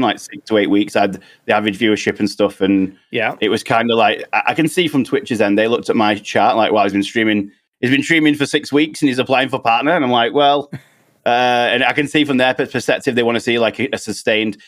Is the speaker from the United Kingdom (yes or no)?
yes; United Kingdom; us uh, United Kingdom guys